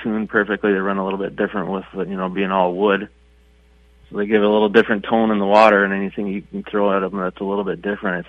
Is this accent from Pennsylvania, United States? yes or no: no; Bagley, Minnesota, United States; From Bagley.